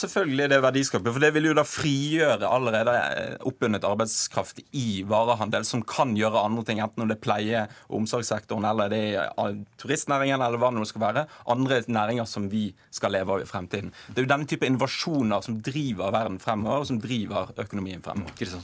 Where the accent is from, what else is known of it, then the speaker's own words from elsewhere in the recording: Bergen, Vestland, Norway; jeg er fra Bergen selv